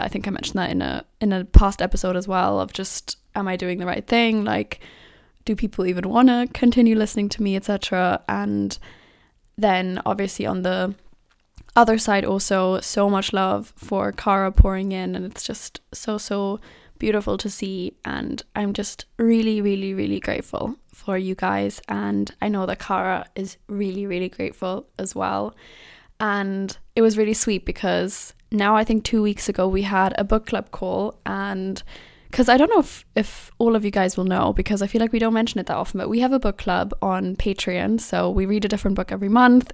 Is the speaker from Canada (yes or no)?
no; Germany; moved away as an adult; now in London, United Kingdom; me growing up in Germany